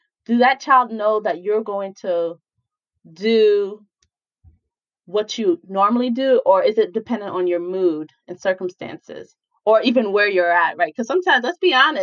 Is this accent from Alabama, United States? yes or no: no; New York, United States; moved away; I'm originally from New York